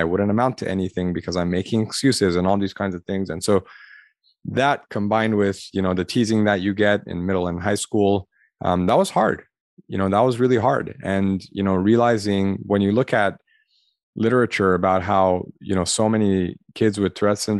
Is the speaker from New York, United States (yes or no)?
no; Los Angeles, California, United States; I grew up in the Armenian community in Los Angeles.